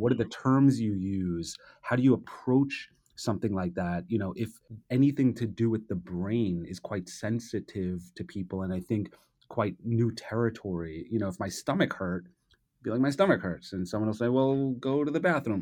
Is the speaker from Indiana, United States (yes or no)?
no; New York City, New York, United States; I'm a native New Yorker, I grew up here